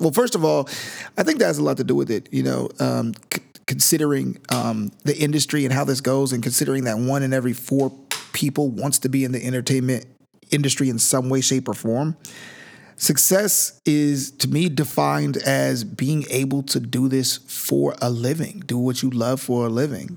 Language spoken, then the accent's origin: English; Sacramento, California, United States; I'm from Northern California, Sacramento, actually, which is not the Bay